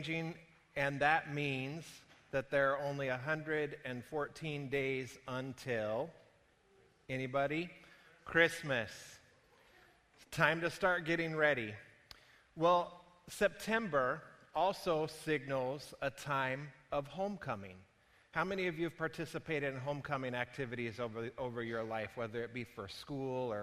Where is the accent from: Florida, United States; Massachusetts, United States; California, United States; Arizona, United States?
Arizona, United States; Prescott; my hometown of Prescott, Arizona